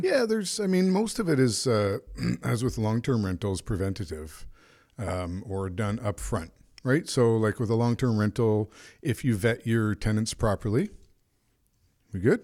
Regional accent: Canada; I'm a Canadian

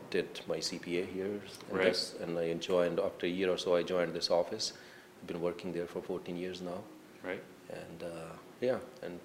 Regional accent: India; moved away as an adult; now in Bancroft, Canada; I grew up in India, and all my college and university education initially was in India.

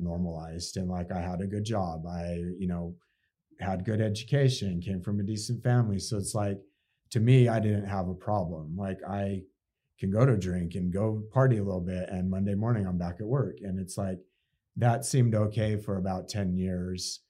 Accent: Salt Lake City, Utah, United States; also born or lived in Park City, Utah; I grew up actually in the Salt Lake, but then spent most of my life in Park City in my adult years

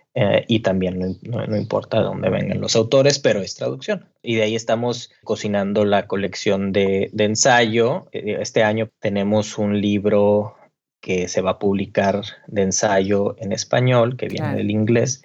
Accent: Monterrey, Nuevo León, Mexico; moved away as an adult; now in Mexico City, Mexico; Marco Alcalá es de Monterrey, yo también, ahí nos conocimos

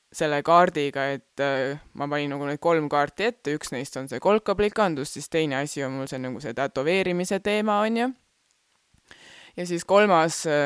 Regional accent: Rapla, Rapla County, Estonia; first language Estonian; sündisin Raplas

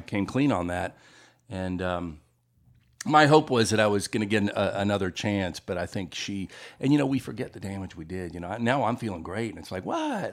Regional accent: Memphis, Tennessee, United States; moved away as an adult; also born or lived in Los Angeles; now in Greensboro, United States; I grew up in Memphis, but I, I lived out in Los Angeles for about twenty years

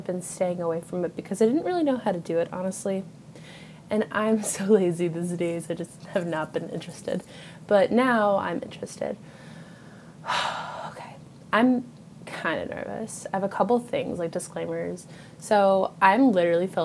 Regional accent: Western New York, United States; I live in Western New York. I do not live in New York City. Every time I tell someone that I'm from New York

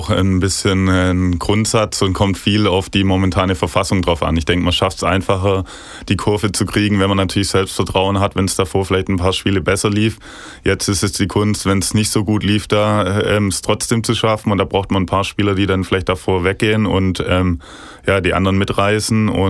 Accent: Ostfildern, Baden-Württemberg, Germany; born there; ich bin in Ostfildern geboren

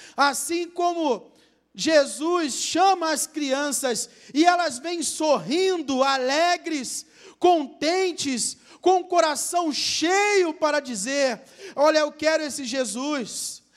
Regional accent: Rio de Janeiro, Brazil; na minha terra, Rio de Janeiro

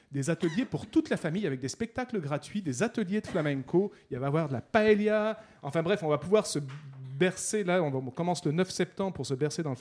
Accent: Spain; accent: Spanish; avec mon accent euh

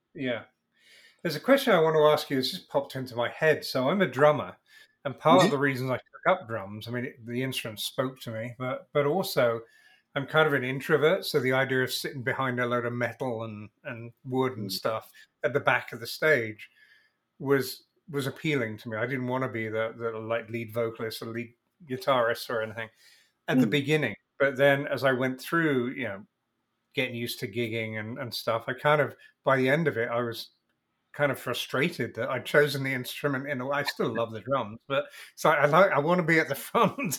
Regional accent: England, United Kingdom; moved away as an adult; now in United States; I'm English and moved to America

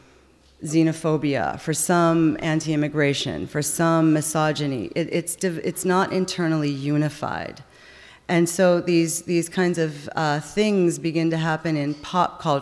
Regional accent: United States; moved away as an adult; also born or lived in Montreal, Canada; now in Canada; as an American who just got there

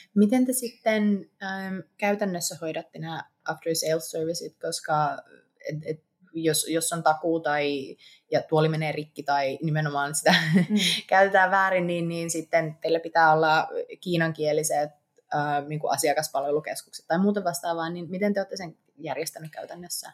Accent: Eastern Finland, Finland; moved away; itsekin olen Itä-Suomesta

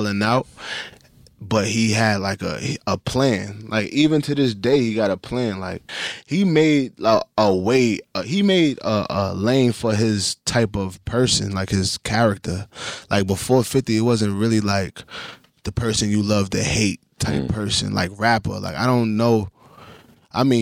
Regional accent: Trinidad & Tobago; I'm Trinidadian, too

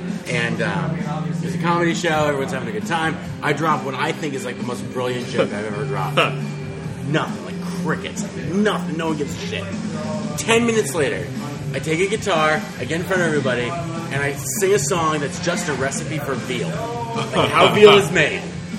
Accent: Ohio, United States

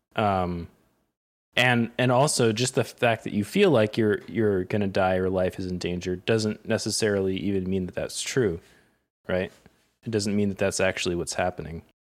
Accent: Connecticut, United States; also born or lived in Vermont; now in New York, United States; I grew up in Connecticut

